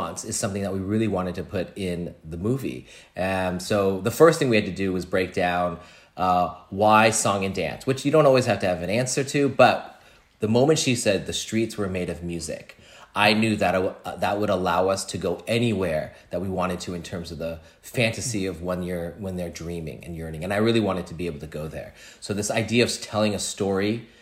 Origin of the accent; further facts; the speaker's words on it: the Bay Area, California, United States; I grew up in a Chinese restaurant in the Bay Area